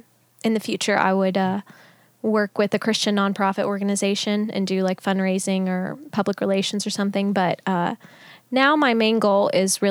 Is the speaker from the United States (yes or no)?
yes; Canova, West Virginia, United States; also born or lived in Pennsylvania / Huntington, West Virginia / Milton, West Virginia; I was born in Pennsylvania, but shortly after moved to Huntington, West Virginia. I was raised in Canova, West Virginia, and now I live in Milton, West Virginia. So I'm a West Virginia gal.